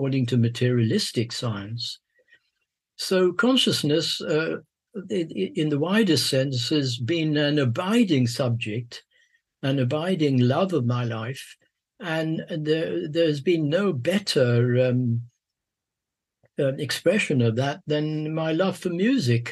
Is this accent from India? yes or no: yes; Mumbai, Maharashtra, India; moved away; also born or lived in London, United Kingdom / Sussex, United Kingdom / Oxford, United Kingdom; I was born in Bombay, born in the East, and educated in the West